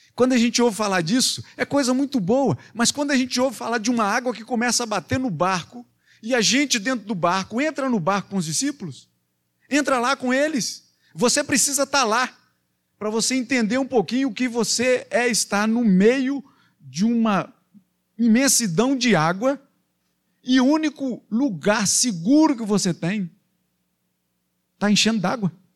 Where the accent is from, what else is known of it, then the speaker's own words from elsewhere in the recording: Belo Horizonte, Minas Gerais, Brazil; moved away; para Minas, para Belo Horizonte, lá na minha terra